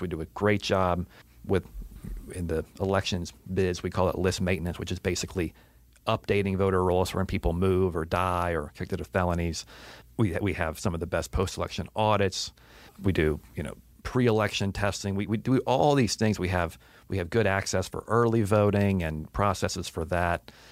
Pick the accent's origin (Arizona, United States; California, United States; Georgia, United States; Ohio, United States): Georgia, United States; Atlanta; I grew up in Atlanta